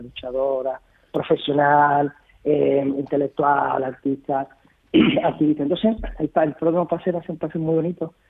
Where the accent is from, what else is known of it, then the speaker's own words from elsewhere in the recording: Lebrija, Andalusia, Spain; en mi pueblo